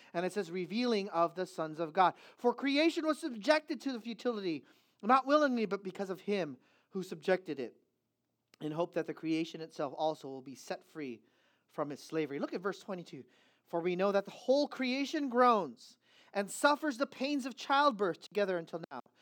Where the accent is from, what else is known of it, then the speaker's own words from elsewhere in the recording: United States; I'm an American